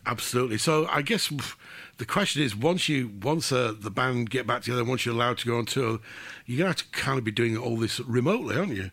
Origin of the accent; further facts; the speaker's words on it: England, United Kingdom; being English and not being Irish